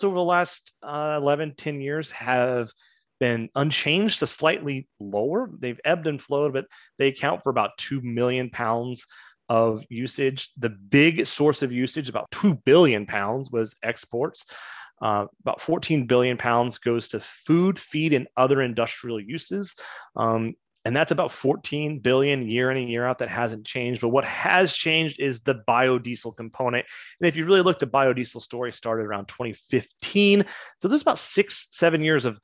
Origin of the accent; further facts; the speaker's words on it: Kansas, United States; I grew up in Kansas